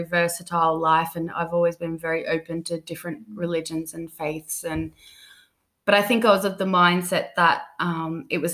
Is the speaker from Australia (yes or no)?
yes; Australia; moved away as an adult; now in London, United Kingdom; I'm originally born in Australia, and then I've spent the past 5 years here living in London